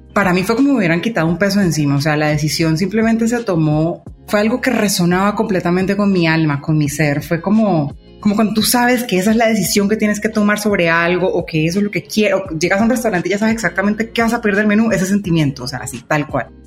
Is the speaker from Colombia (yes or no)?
yes; Colombia; accent: Colombian; yo soy colombiana, de pronto ya se habrán dado cuenta por el acento. Vivo en Colombia.